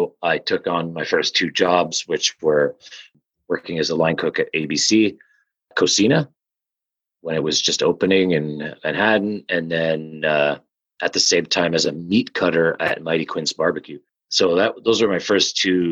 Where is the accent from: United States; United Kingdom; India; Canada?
Canada; moved away; I'm French Canadian. So rich food is everything to me. You know, I grew up on it